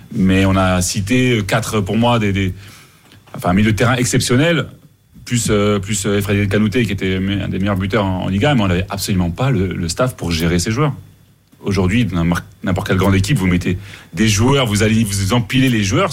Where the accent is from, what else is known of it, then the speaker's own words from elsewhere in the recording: Mali; même à Bamako, chez nous au Mali